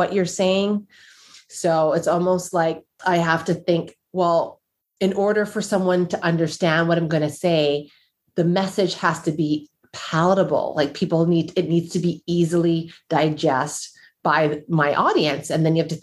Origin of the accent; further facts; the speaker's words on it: Canada; also born or lived in United States; As a Black woman, as a Black Canadian woman, because I lived in the US and I am Canadian